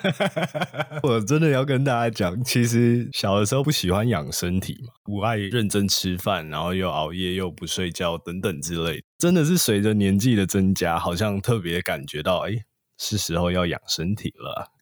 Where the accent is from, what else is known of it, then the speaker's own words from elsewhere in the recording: Taipei, Taiwan; 毕竟我是台北的小孩，很多朋友还是在台北